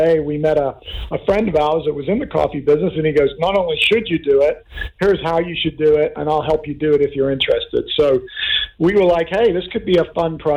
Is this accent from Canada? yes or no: no; Kenya; now in Oceanside, United States; I grew up in Africa, of all places, in Kenya